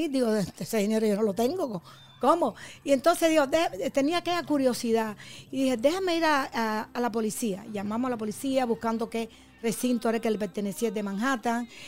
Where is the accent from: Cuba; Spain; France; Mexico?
Cuba; now in United States; como los cubanos no estaban, estamos desaparecidos, nos gusta el, caloncito de Miami.